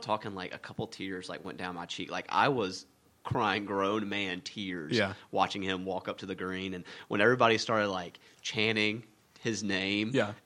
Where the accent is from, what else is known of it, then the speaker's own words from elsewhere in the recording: Anderson, South Carolina, United States; growing up in Anderson, you know, and even in the upstate